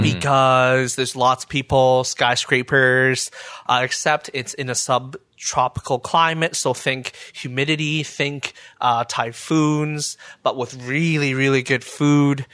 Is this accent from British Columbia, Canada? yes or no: yes; Burnaby, British Columbia, Canada; now in Ottawa, Canada; when I was growing up in Burnaby